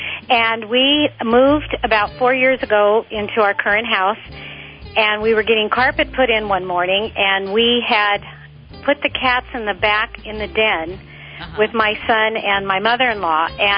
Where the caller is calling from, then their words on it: Torrance, California, United States; Torrance, California.